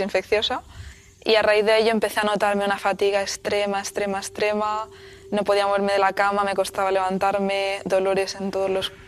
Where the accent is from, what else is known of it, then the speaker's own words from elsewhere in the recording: Albatera, Valencian Community, Spain; moved away; also born or lived in Madrid; tengo 28 años y soy de Albatera, un pequeño pueblo de Alicante